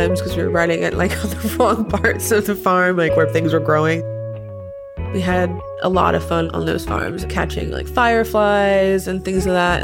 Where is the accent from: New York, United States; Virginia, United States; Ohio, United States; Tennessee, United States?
New York, United States; New York City; also born or lived in Puerto Rico; now in Portland, United States; Born in Brooklyn, lived in Puerto Rico for the first 2.5-3 years of my life, then moved back to Brooklyn